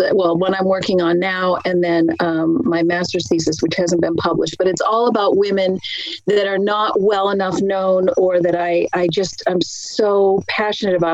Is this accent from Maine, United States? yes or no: yes; Maine, United States; I grew up in Maine, in a mill town